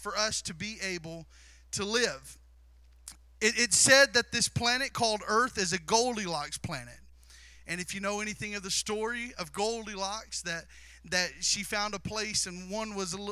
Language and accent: English; Southeast Missouri, United States; I was born and raised in Southeast Missouri